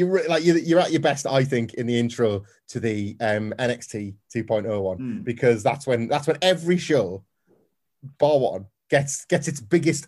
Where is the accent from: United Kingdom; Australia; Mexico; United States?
United Kingdom; Cardiff, Wales; In my hometown of Cardiff.